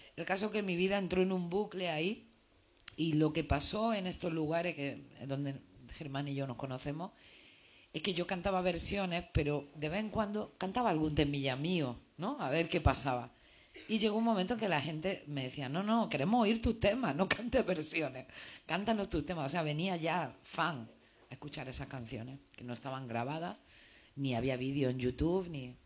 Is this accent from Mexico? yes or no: no; Granada, Andalusia, Spain; moved away as an adult; also born or lived in Madrid; now in Barcelona, Spain